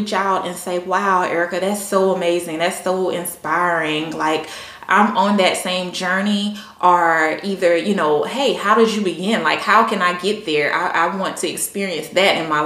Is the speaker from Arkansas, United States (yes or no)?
no; Columbia, South Carolina, United States; born or raised there; moved away as an adult; now in Virginia, United States